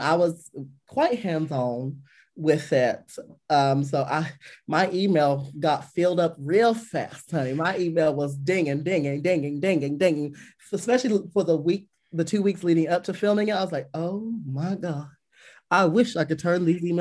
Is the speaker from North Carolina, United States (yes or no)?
yes; Liberty, North Carolina, United States; Growing up in the South, we went to church